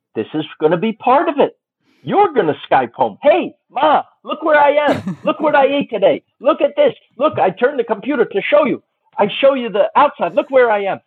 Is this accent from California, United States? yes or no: no; New York, United States; moved away; Me. I was born there